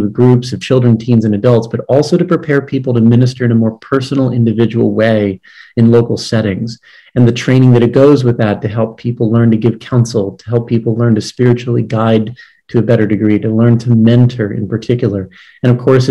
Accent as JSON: {"language": "English", "region": "Maryland", "country": "United States", "said": "I was a DRE in a parish in Maryland, my home state, for 15 years"}